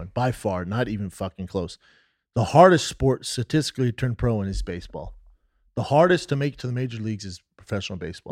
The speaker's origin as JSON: {"language": "English", "country": "United States", "said": "we're American"}